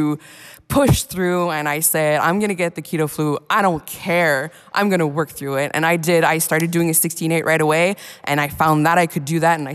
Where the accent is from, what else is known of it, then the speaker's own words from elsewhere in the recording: Montreal, Quebec, Canada; I'm from Montreal, Canada